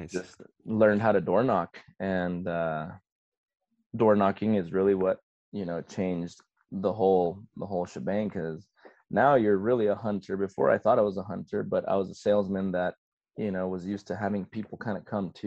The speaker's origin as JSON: {"language": "English", "town": "Ciudad Juárez", "region": "Chihuahua", "country": "Mexico", "tie": "born or raised there", "also_born_or_lived": "El Paso, Texas / San Antonio, Texas / Pensacola, Florida", "first_language": "Spanish", "second_language": "English", "moved": "yes", "lives_now": "Florida, United States", "said": "I'm originally from El Paso, which is a border city with Ciudad Juarez. And so I grew up in Mexico, crossing the bridge every day to come to school in the States so I could learn English."}